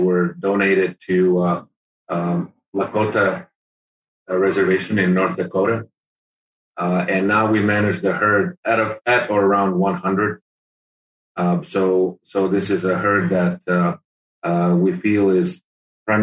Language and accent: English; Serbia; moved away as an adult; also born or lived in United States / Guam / Midwest; now in Catalina Island, United States; I am Serbian from the Mediterranean, but spent many years in the States getting my PhD